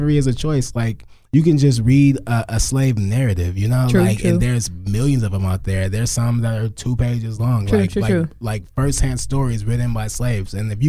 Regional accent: Crowley, United States; I'm from Crowley.

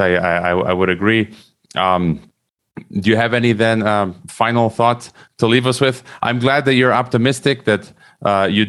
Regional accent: United States; also born or lived in Croatia; growing up in America

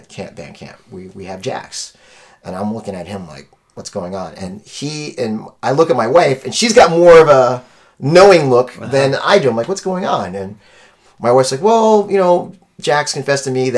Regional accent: Haiti; I'm Haitian, I'm West Indian.

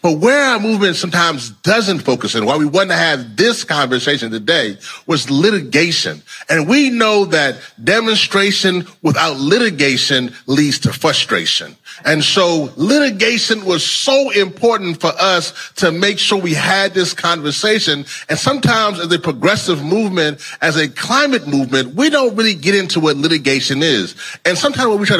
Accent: Louisiana, United States; moved away; my home state, Louisiana

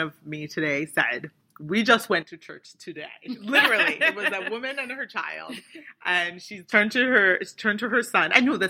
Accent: Nigeria; So, I mean, it's a question that I ask as a Nigerian person.

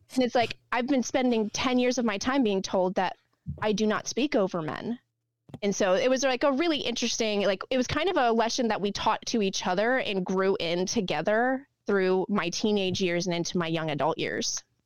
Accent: Texas, United States; also born or lived in North Carolina; now in Northeast, United States; we lived in North Carolina and we're all from Texas and moving up here

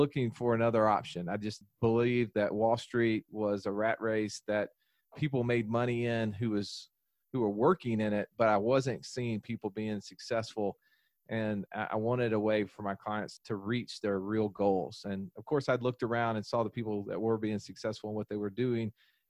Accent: the Bible Belt, United States; And, you know, growing up in the Bible Belt, the golden rule was, you know, to do unto others as you would have them do unto you, right?

